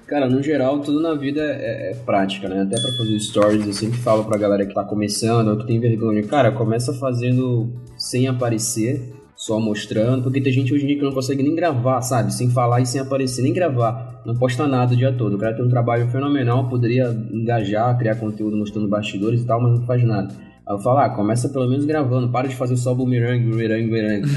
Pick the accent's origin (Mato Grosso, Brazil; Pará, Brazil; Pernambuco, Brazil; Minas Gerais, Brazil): Pará, Brazil; Marituba; accent: paraense; moved away; eu não sou de Belém, eu sou de Marituba, que é duas cidades depois de Belém, mas eu uso Belém como referência